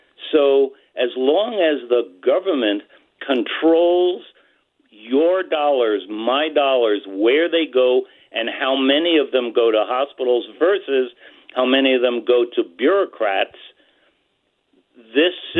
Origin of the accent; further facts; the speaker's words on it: New Mexico, United States; my home state of New Mexico